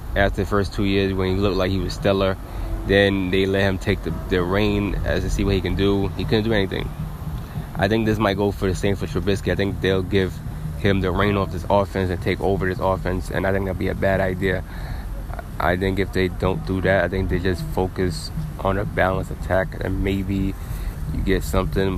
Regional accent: United States; Yes, I am an American citizen. I was born in America

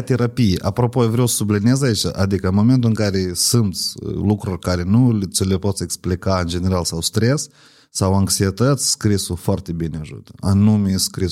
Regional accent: Ocnița, Ocnița District, Moldova; eu sunt din Ocniță

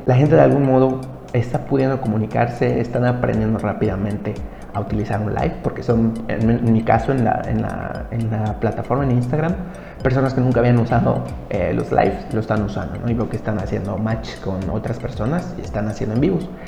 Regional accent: Mexico; yo soy de México

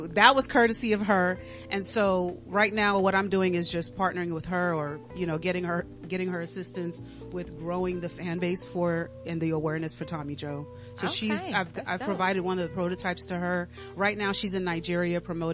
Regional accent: Dominica; moved away; I'm originally from the Commonwealth of Dominica, so I'm Creole.

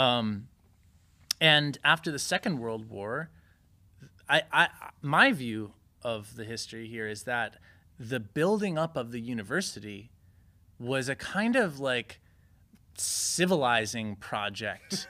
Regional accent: Connecticut, United States; moved away as an adult; also born or lived in Chicago / Berlin / New York; I grew up in Connecticut

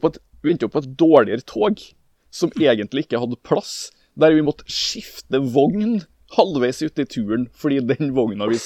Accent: Norway; vi kommer fra Norge.

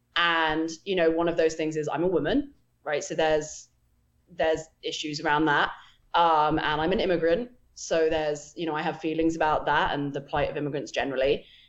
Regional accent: England, United Kingdom; moved away as an adult; now in United States; I grew up in England. Um, I didn't move to America until five years ago

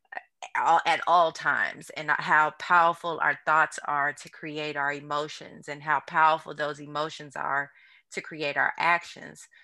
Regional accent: St. Louis, Missouri, United States; moved away as an adult; also born or lived in New Orleans, Louisiana; now in Houston, United States; I'm originally from Saint Louis, Missouri, and then I left Saint Louis to come to New Orleans for college

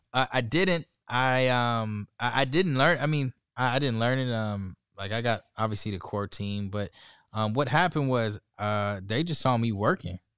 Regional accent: San Diego, California, United States; I'm from San Diego, California

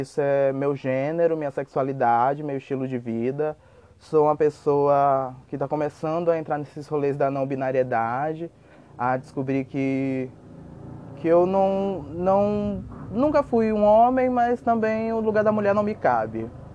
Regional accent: Salvador, Bahia, Brazil; now in Lorena, Brazil; Eu sou nascido em Salvador, Bahia

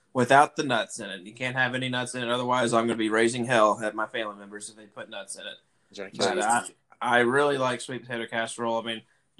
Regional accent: the South, United States; accent: southern; I'm just going to say it with my normal southern accent.

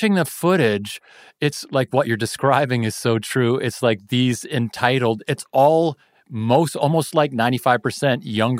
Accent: Kitchener, Ontario, Canada; also born or lived in Toronto; the people I grew up around in Kitchener and Toronto

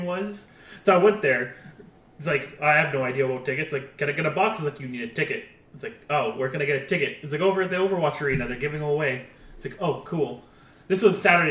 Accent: Canada; I'm a Canadian.

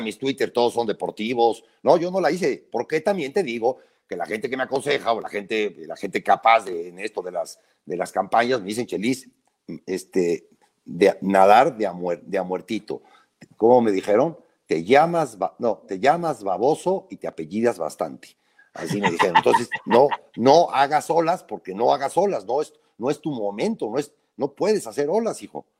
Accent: Puebla, Mexico; yo vivo en Puebla, yo nací en Puebla

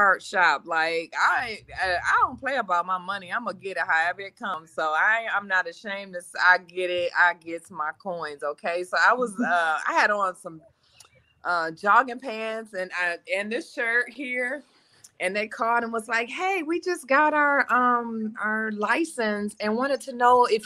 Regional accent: Detroit, Michigan, United States; now in Nashville, United States; I am from Detroit, currently live outside of Nashville, Tennessee.

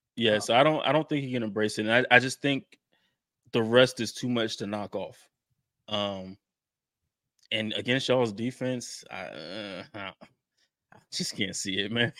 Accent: Jacksonville, Florida, United States; I'm from Jacksonville

